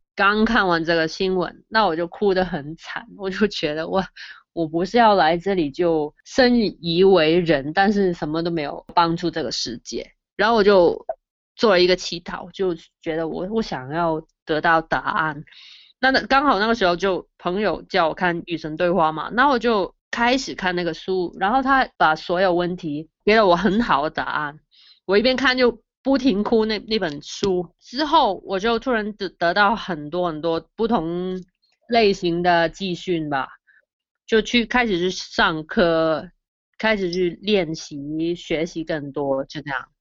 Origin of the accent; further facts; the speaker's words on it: Hong Kong; 我来自香港，我现在在香港的一个电台里面工作